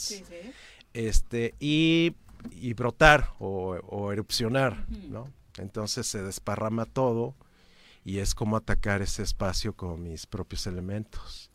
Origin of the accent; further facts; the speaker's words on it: Cuernavaca, Morelos, Mexico; soy un ciudadano de Cuernavaca, nací aquí en cierto año